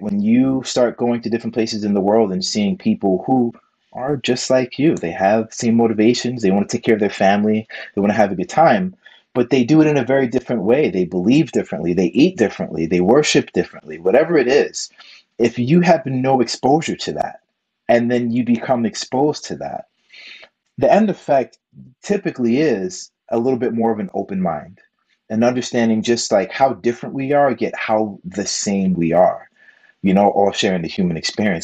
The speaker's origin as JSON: {"language": "English", "region": "New York", "country": "United States", "moved": "yes", "said": "I'm a New Yorker, you know, so I'm used to a, different type of pace"}